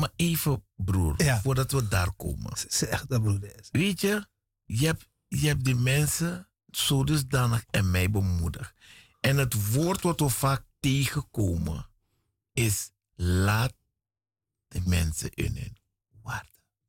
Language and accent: Dutch; Suriname; moved away; Ik kom uit Suriname.